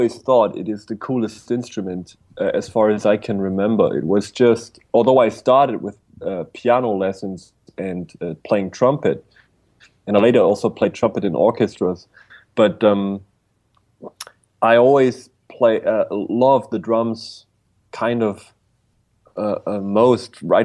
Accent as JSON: {"language": "English", "region": "Bavaria", "country": "Germany", "tie": "born or raised there", "said": "I was born in a little village in Bavaria, Germany"}